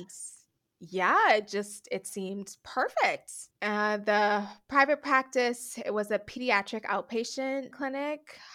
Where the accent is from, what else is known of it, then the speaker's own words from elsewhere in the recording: Nassau, New Providence, Bahamas; moved away as an adult; also born or lived in United States; I am born and raised in the Bahamas. I'm from the island of New Providence